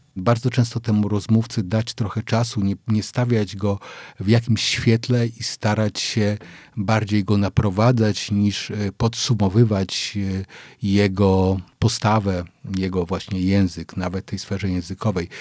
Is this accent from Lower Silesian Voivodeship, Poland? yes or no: yes; Wrocław, Lower Silesian Voivodeship, Poland; jestem mm, z Wrocławia, bo ja we Wrocławiu się urodziłem